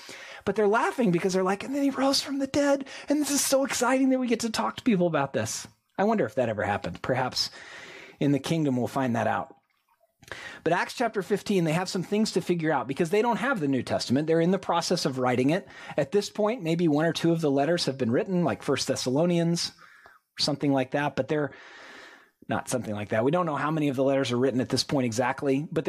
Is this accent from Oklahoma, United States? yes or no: yes; Tulsa, Oklahoma, United States; exactly one series from the church I grew up going to in Tulsa, Oklahoma.